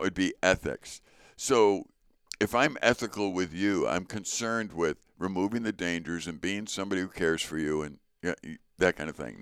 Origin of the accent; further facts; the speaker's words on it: Chicago, Illinois, United States; moved away; also born or lived in North Woods; growing up in Chicago and then coming up to the North Woods